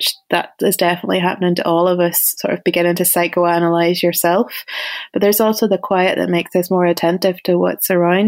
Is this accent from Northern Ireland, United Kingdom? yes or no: yes; Ballymena, Northern Ireland, United Kingdom; moved away as an adult; also born or lived in United States; whenever you grew up in Ballymena in the 80s.